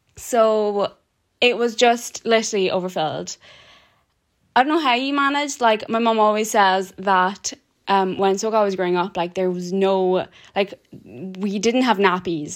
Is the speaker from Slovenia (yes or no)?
no; Kukës, Kukës County, Albania; now in Cork, Ireland; We are from a small town in the north of Albania called Cucas